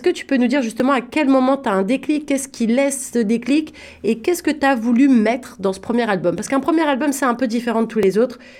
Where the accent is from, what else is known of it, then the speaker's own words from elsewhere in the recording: Paris, Île-de-France, France; je viens de Paris